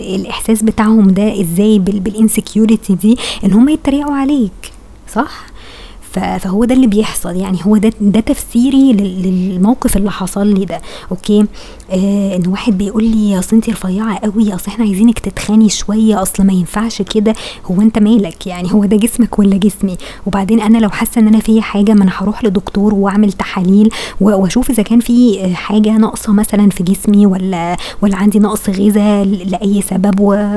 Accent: Egypt; احنا فعلا تفكيرنا كمصريين

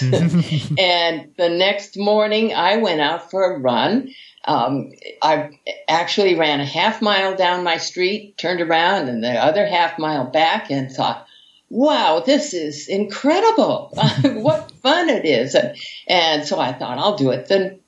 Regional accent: United States; also born or lived in Hawaii; I'm an American

